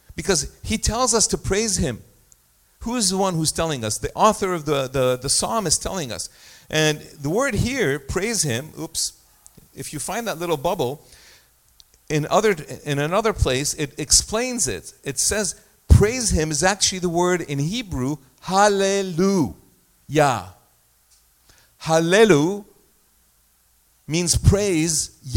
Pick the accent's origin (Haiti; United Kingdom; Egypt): Egypt; moved away; I was born in Egypt, and I had a situation in my life where I lived through a war in 1967. We were in Egypt